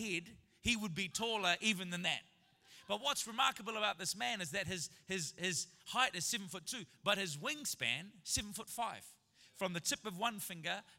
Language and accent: English; New Zealand; I'm a New Zealander en route to Canada. As a Kiwi